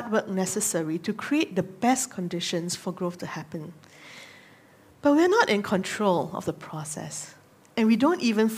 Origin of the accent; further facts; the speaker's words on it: Singapore; moved away as an adult; also born or lived in Nagano, Japan; I grew up in Singapore, but I'm very thankful that I got to live in some of the more rural areas in Japan when I was serving there.